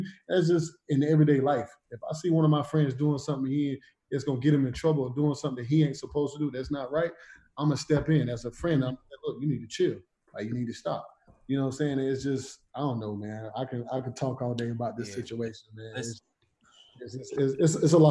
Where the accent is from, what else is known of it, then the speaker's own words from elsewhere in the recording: South Carolina, United States; I come from the country. I come from South Carolina.